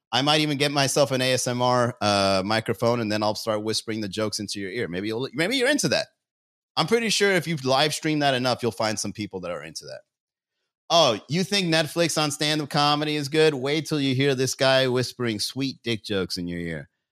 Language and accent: English; Miami, Florida, United States; I'm a comedian from Miami